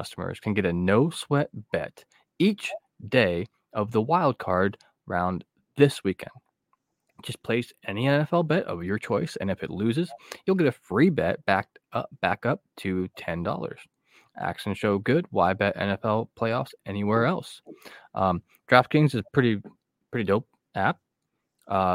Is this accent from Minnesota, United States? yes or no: no; Northeastern Ohio, United States; I am from Northeastern Ohio